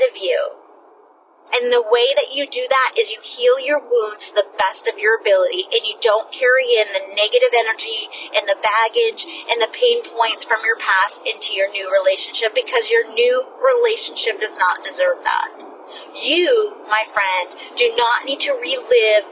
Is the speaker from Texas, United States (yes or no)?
no; New Smyrna Beach, Florida, United States; moved away; also born or lived in Georgia; my hometown in New Smyrna Beach